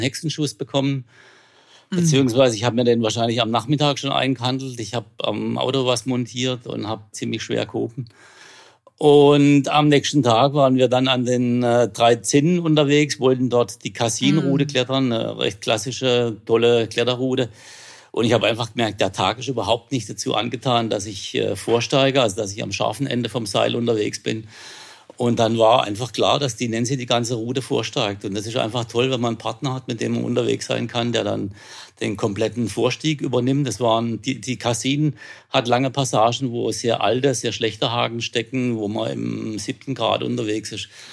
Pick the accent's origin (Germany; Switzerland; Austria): Germany; Bühl, Baden-Württemberg; Ich wohne dort. Ich bin hier groß geworden in der Gegend.